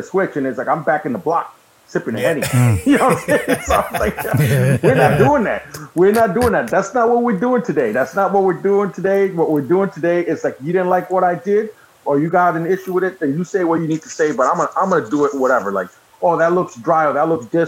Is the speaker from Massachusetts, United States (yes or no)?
yes; Massachusetts, United States; I'm from Mass, so we go to Boston